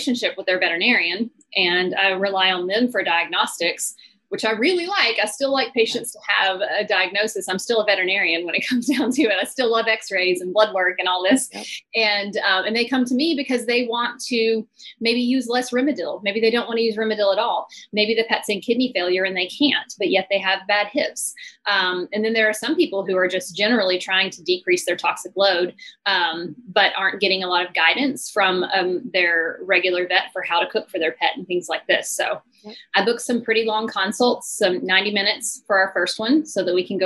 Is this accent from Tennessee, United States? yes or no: yes; Nashville, Tennessee, United States; also born or lived in Savannah, Georgia; I moved back to my hometown to Nashville